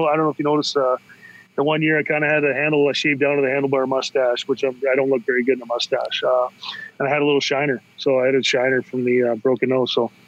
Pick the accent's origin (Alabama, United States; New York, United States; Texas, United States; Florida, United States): Florida, United States; Tampa; we grew up in Tampa